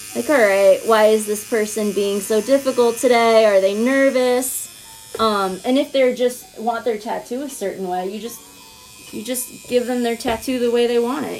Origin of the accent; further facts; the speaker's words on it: Round Lake, New York, United States; I'm from Round Lake, New York